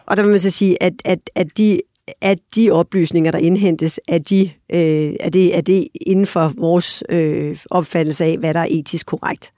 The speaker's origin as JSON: {"language": "Danish", "country": "Denmark"}